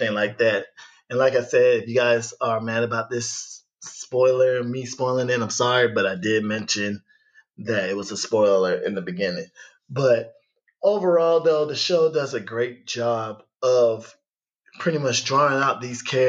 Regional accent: United States; growing up in America

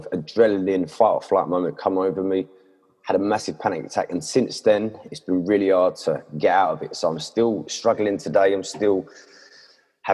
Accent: Essex, East of England, United Kingdom; I'm from England, Essex.

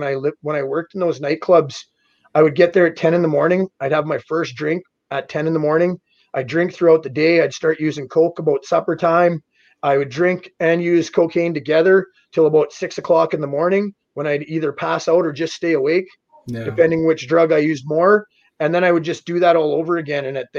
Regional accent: Davidson, United States; And eventually I found myself back in my hometown of Davidson, and I was basically drinking myself to death.

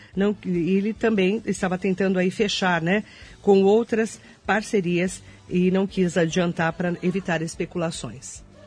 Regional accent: Mogi das Cruzes, São Paulo, Brazil; sou nascido e criado em Mogi das Cruzes

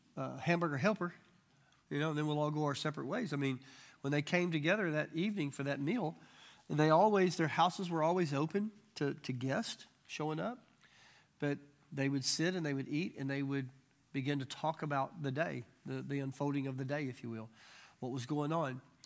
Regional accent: Arkansas, United States; I'm from Arkansas, you know. We're just Arkansas

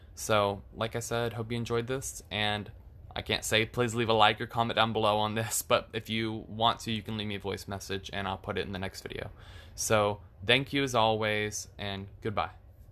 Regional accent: Florida, United States; I am from Florida. So I've lived in Florida my entire life

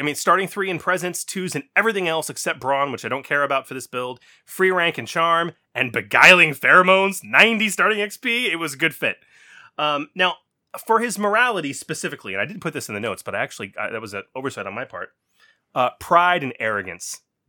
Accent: Texas, United States; I'm Texan.

